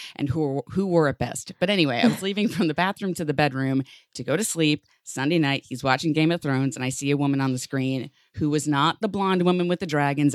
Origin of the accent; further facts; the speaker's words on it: New York City, New York, United States; as a New Yorker